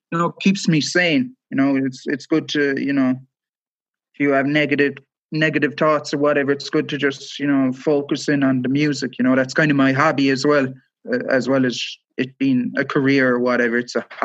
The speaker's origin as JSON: {"language": "English", "town": "Cork", "region": "Munster", "country": "Ireland", "lives_now": "West Cork, Ireland", "said": "I come from Cork City, I live in West Cork now"}